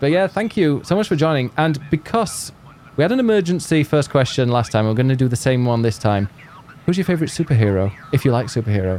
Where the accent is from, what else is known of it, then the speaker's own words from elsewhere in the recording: United Kingdom; I'm being British